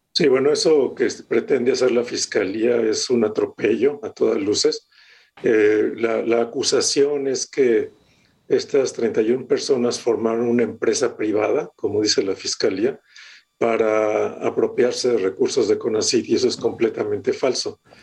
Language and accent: Spanish; Mexico; moved away as an adult; yo hace muchos, muchos años que salí de México. Ya en enero van a ser 40 años.